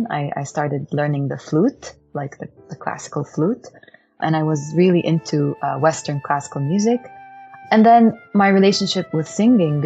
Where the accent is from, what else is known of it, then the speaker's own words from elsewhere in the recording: Ramallah, West Bank, Palestine; moved away as an adult; also born or lived in Jerusalem; now in Dallas, United States; I was born in Jerusalem, but I grew up in Ramallah, a city in the West Bank of Palestine.